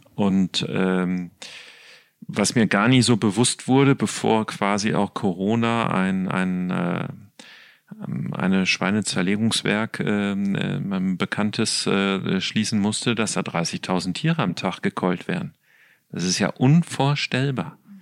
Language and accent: German; Ruhr area, North Rhine-Westphalia, Germany; Ich komme ja aus dem Ruhrgebiet